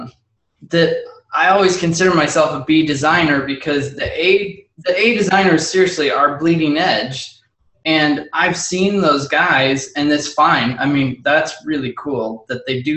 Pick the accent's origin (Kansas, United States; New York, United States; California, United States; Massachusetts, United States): Kansas, United States; Lawrence; I was born in Lawrence